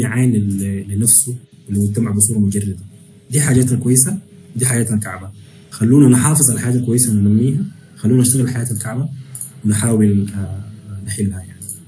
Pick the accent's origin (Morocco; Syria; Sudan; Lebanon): Sudan; moved away; انا بالنسبه لي مثلا كسوداني